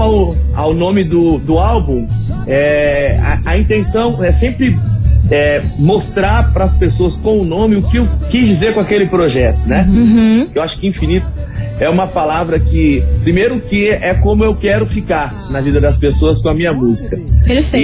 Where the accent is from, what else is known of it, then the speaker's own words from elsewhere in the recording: Ponta Porã, Mato Grosso do Sul, Brazil; also born or lived in Presidente Prudente, São Paulo; eu nasci em Presidente Prudente, interior de São Paulo, e eu cresci em Ponta Porã, no Mato Grosso do Sul